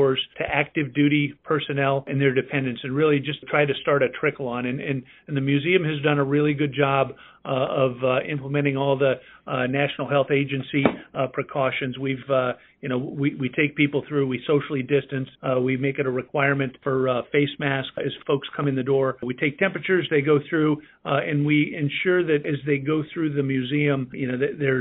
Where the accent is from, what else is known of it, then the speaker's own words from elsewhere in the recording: Las Vegas, Nevada, United States; moved away; I grew up in Las Vegas, Nevada